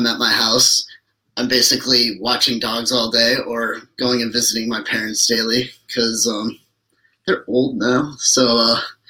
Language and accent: English; Lansing, Michigan, United States; it's my hometown.